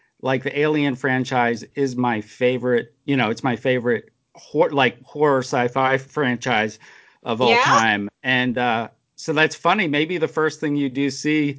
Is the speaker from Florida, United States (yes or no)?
no; New Jersey, United States; I was born in New Jersey